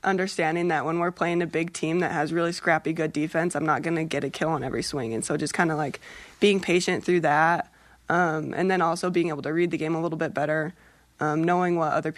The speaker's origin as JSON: {"language": "English", "region": "Utah", "country": "United States", "tie": "born or raised there", "said": "I grew up in Utah"}